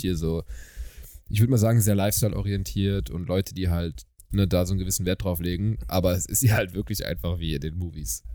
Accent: Germany; ich bin aus Deutschland.

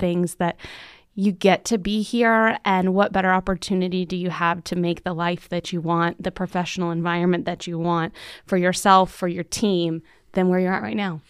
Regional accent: Central Florida, United States; moved away as an adult; also born or lived in Tallahassee, Florida; now in Marana, Arizona, United States; I grew up in Central Florida

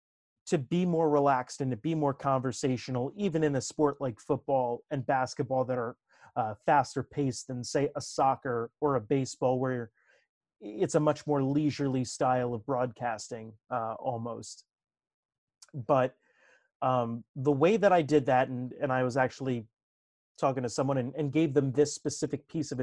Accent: New Jersey, United States; accent: North Jersey Italian; me growing up in Northern New Jersey and talking with a fast, you know, North Jersey Italian accent.

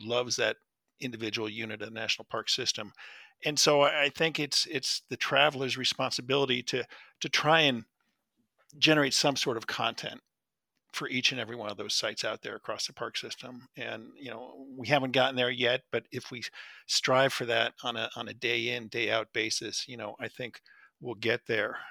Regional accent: New Jersey, United States; I grew up in New Jersey

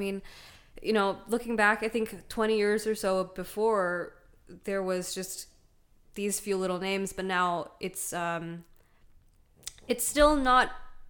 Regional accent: Malaysia; oh, no, actually, I'm from Malaysia. And they're like, oh, you don't sound Malaysian. That's like the first thing I hear all the time. And it's like, I'm like, yeah, well, I did grow up in many countries.

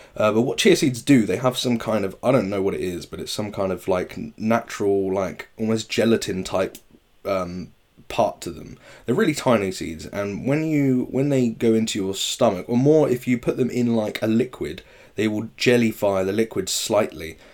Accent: England, United Kingdom; us English people

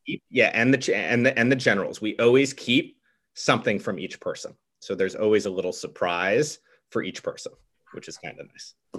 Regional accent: Stamford, Connecticut, United States; I'm from Stamford, Connecticut

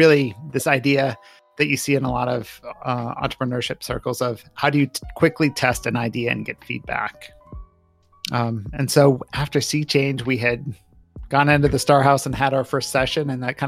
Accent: Minnesota, United States; also born or lived in Michigan / Connecticut; now in Columbus, United States; I grew up all over. So Minnesota, Michigan, Connecticut. Worked out in California for a bit. So I've moved around a bit in my life. I did not grow up in Ohio, so it was a little awkward coming to Columbus and not knowing anything.

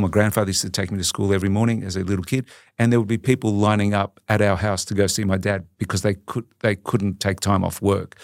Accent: Melbourne, Victoria, Australia; I grew up in a, in a sort of a, a typical Italian migrant family in, um, in Collingwood in Melbourne

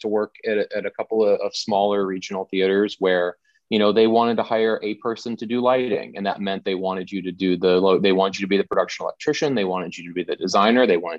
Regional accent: Tampa, Florida, United States; moved away; I'm originally from the Tampa St. Pete area in Florida, and I worked there for a long time

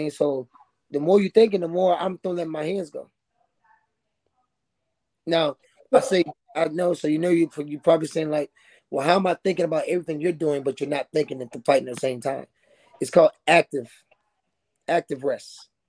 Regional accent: Tampa, Florida, United States; moved away

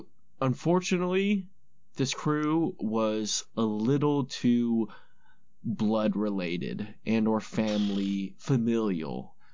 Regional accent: California, United States; moved away; because I'm from California, actually, originally.

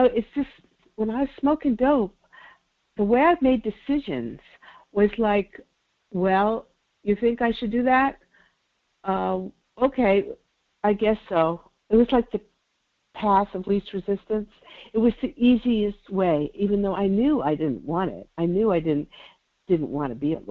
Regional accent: New York City, New York, United States; now in California, United States; I was born and raised in New York City

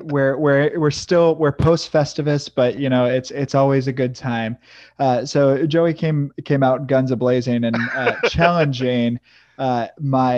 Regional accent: Midwest, United States; now in St. Petersburg, United States; I was born and raised in the Midwest

